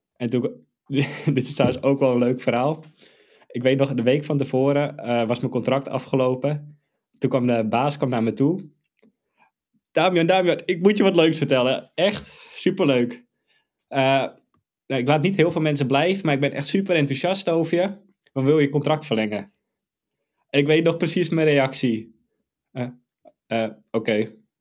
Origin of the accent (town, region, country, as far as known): Amsterdam, North Holland, Netherlands